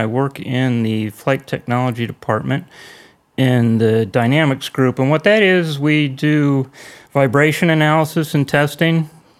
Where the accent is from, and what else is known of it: California, United States